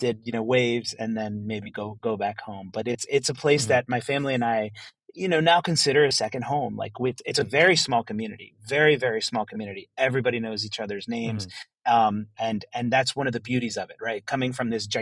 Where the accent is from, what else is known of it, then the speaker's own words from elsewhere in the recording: rural Maryland, United States; moved away as an adult; also born or lived in New York; now in El Salvador; When I was growing up in America, in rural Maryland, you know, in the 1980s and 1990s